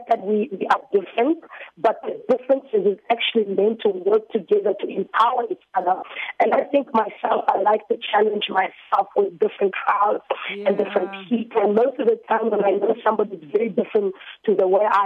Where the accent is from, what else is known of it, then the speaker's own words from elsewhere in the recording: South Africa; also born or lived in Democratic Republic of the Congo; Originally, being from the DRC, but growing up in South Africa from a very young age, I moved to this side with my family when I was about 7 years old.